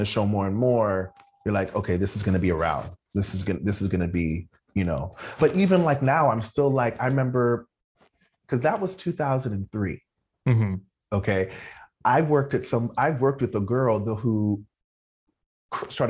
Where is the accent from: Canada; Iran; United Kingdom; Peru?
Canada; Toronto, Ontario; moved away as an adult; also born or lived in New York; I'm from Toronto.